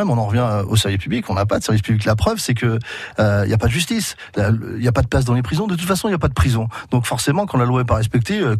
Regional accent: Sainte-Mère-Église, Normandy, France; born there; moi je suis né près de Sainte-Marie-Église

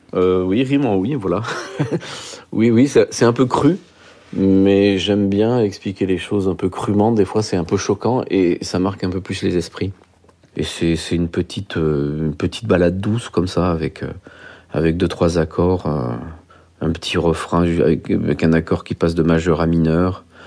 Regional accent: Merle, Auvergne-Rhône-Alpes, France; je suis originaire d'un petit village de la Loire dans lequel il y a une centaine d'habitants, qui s'appelle Merle, dans lequel j'ai passé une grande partie de mon, enfance et mon adolescence

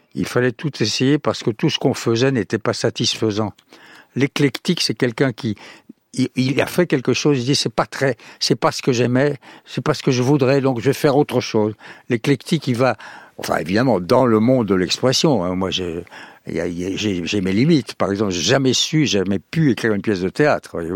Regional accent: Montauban, Occitania, France; le pays, ça serait le sud-ouest, ça serait mon pays natal

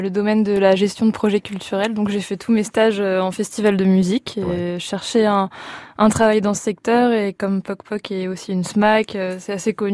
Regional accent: Grand Est, France; now in Laval, France; euh, oui, je viens de la Marne.

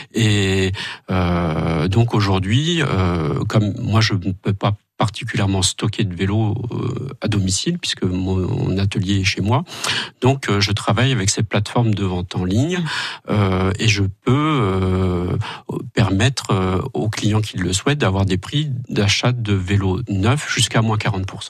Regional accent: Normandy, France; now in Moselle, France; je suis normand d'origine et j'ai émigré en, en Lorraine, enfin en Moselle, il y a maintenant 16 ans

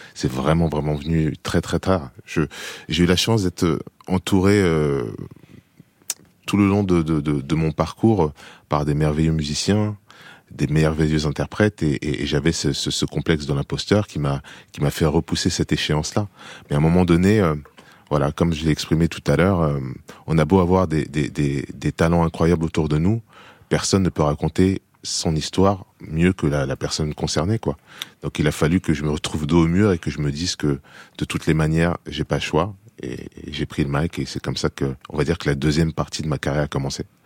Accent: France; moved away as an adult; also born or lived in United States; j'ai vécu dix ans aux États-Unis, j'ai été élevé en France

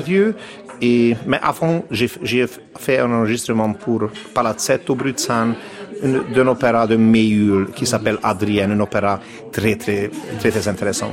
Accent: Budapest, Hungary; French is a second language; je suis né à Budapest en 1970. Et j'ai étudié là, à Budapest, euh, dans des écoles

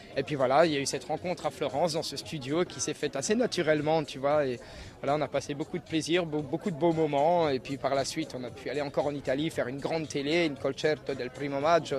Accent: Alsace, Grand Est, France; je suis d'Alsace

